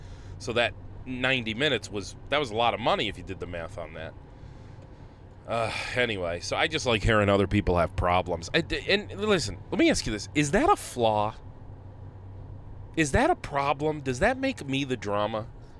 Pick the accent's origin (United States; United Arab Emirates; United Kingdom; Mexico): United States; Tennessee; I worked my whole career at the Hunt's factory down in Tennessee. Yeah, we're from Tennessee